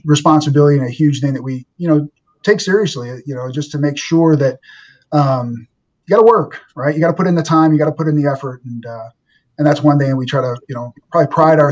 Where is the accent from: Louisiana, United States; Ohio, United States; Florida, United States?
Louisiana, United States; New Orleans; moved away; I'm from New Orleans, Louisiana, and my mom, God bless her, she's still teaching